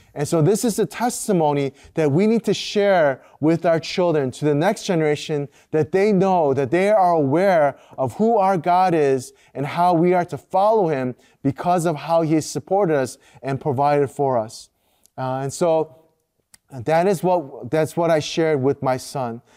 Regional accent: United States; first language Korean; growing up as a second generation Korean American

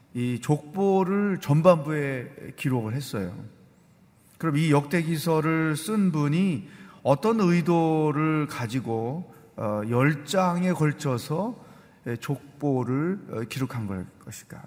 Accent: South Korea; also born or lived in China; 중국에 살지만 우리는 한국 사람이야

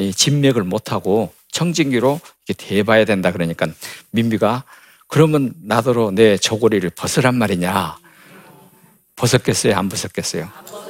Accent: Gwangju, South Korea; 어릴 때 광주 양림동에 있는 선교사촌에서 자랐고

